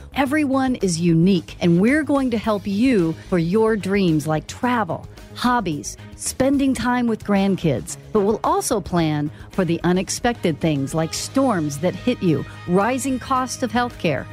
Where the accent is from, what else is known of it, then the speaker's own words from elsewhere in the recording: Dallas, Texas, United States; moved away; I grew up in Dallas and I used to drive from Lake Dallas or Denton all the way to Garland